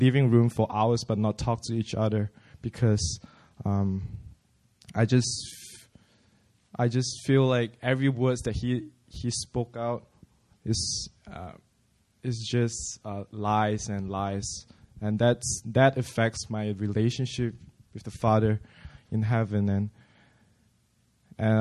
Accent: Malaysia; moved away as an adult; now in South Korea; I'm from Malaysia.

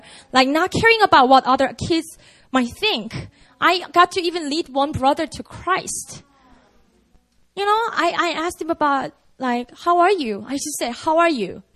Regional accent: Busan, South Korea; Busan, that's my hometown

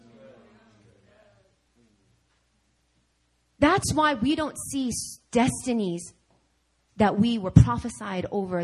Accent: New York, United States; moved away; I'm from New York

